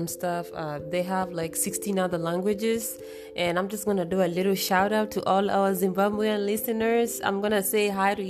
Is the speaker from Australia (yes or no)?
no; Kenya; I'm from Kenya.